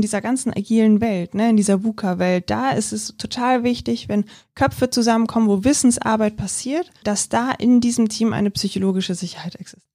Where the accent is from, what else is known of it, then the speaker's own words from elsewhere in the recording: Germany; bei uns in Deutschland